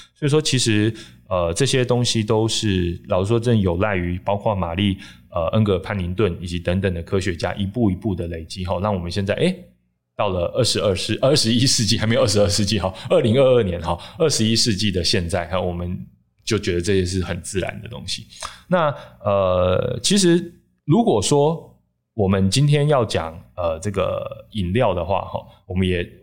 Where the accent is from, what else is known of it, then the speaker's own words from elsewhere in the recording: Taichung, Taiwan; 像我台中人嘛